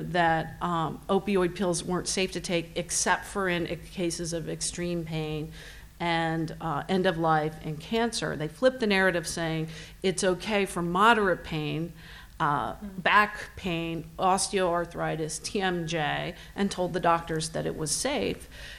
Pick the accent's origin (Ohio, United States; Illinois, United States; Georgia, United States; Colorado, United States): Ohio, United States; moved away; I was in my hometown in Ohio not long ago